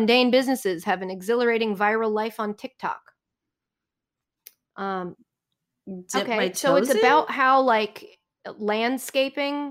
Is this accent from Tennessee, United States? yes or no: no; Boston, Massachusetts, United States; I'm from Boston